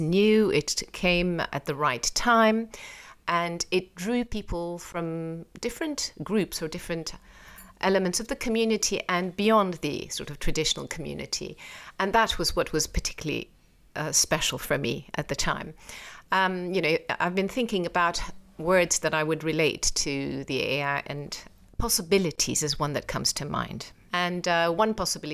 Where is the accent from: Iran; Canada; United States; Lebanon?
Iran; moved away; also born or lived in England; I was born in England, brought up in Iran